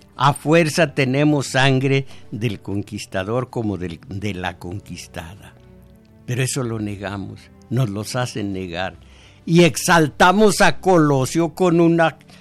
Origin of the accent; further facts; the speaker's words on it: Mexico; como somos o creemos que somos los mexicanos